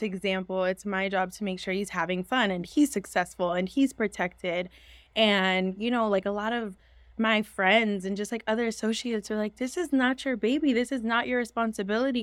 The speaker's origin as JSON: {"language": "English", "town": "San Francisco", "region": "California", "country": "United States", "moved": "as an adult", "lives_now": "Los Angeles, United States", "said": "I am from San Francisco, California"}